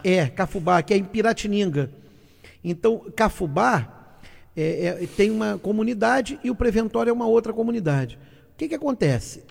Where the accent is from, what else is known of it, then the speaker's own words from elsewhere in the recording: São Gonçalo, Rio de Janeiro, Brazil; o município que eu amo, que foi onde eu fui criado, onde eu fiz a minha vida, onde eu ganho dinheiro até hoje, que é o município de São Gonçalo